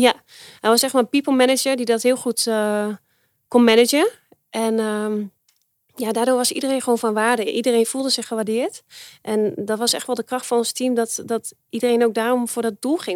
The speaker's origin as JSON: {"language": "Dutch", "country": "Netherlands", "said": "wij eh, als Nederlanders"}